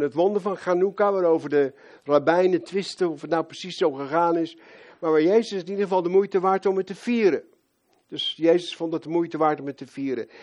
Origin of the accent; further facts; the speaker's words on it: Rotterdam, South Holland, Netherlands; moved away; Als Rotterdammer